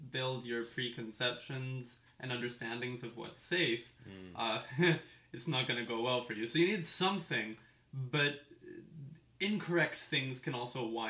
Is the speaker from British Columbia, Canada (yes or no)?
yes; Port Moody, British Columbia, Canada; also born or lived in North Vancouver / West Vancouver; I grew up here. I think I was born in North